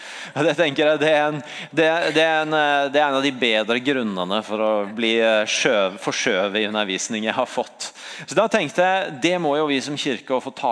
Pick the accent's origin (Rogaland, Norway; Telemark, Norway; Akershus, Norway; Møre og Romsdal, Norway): Rogaland, Norway; Sandnes; Jeg er fra Sandnes.